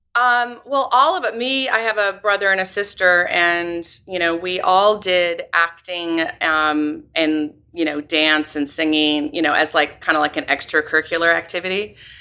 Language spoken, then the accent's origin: English; Northern California, United States; moved away as an adult; also born or lived in Los Angeles / Paris; now in upstate New York, United States; I grew up in, in California. Um, I'm from California, Northern California originally